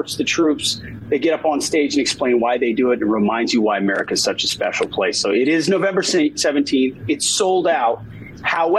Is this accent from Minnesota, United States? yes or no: yes; Minnesota, United States; I am born and raised in Minnesota, small town boy